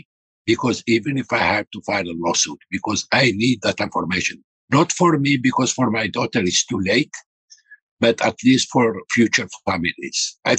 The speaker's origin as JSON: {"language": "English", "country": "Algeria", "lives_now": "United States", "said": "This sad thing, I am from Algeria. I am an immigrant."}